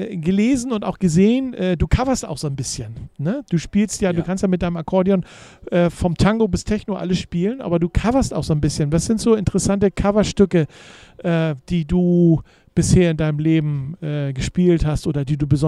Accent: Serbia; moved away; Also das ist bei uns in Serbien ein bisschen anders

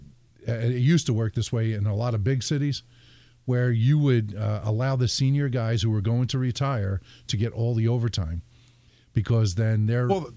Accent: New Jersey, United States; I come from Jersey

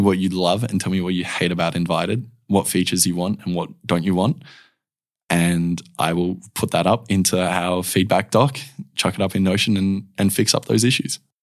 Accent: Perth, Western Australia, Australia; I was born here in Perth, uh, born and raised

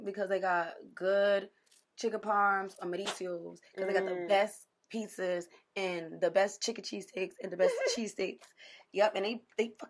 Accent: Asbury Park, New Jersey, United States; also born or lived in Elizabeth, New Jersey; I'm from Asbury, but I lived in Elizabeth for a few years

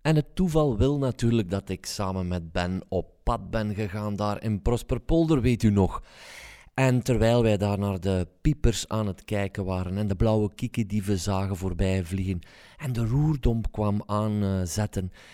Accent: Belgium; zouden wij het moeten doen als Belgen

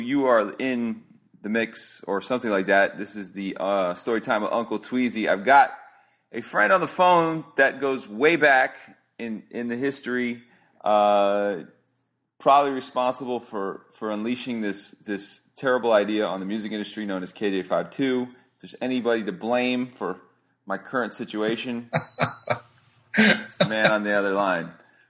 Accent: Tampa, Florida, United States; me being a Tampa boy.

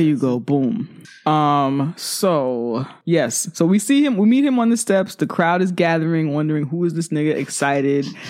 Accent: New York, United States; as a black woman, as a New Yorker

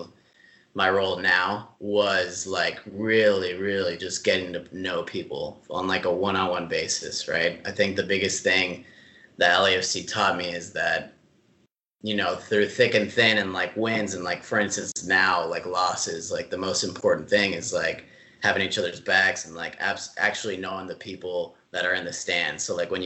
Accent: Mexico; also born or lived in San Diego, California, United States; now in Los Angeles, United States; growing up in Mexico and then like San Diego

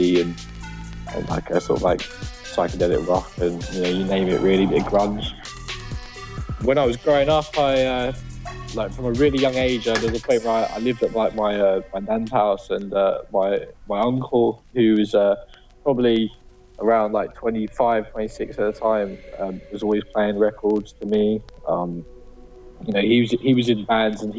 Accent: London, United Kingdom; I'm from London.

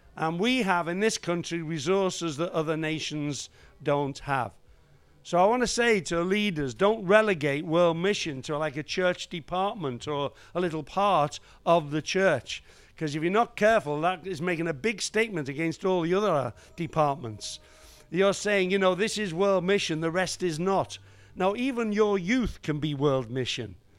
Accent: Liverpool, North West England, United Kingdom; I was raised in Liverpool

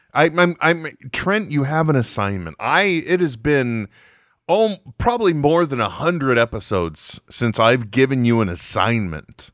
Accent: United States; I'm from America

